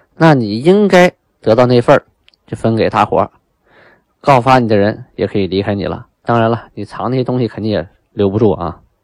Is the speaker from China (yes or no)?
yes; China; 我们中国人定条例啊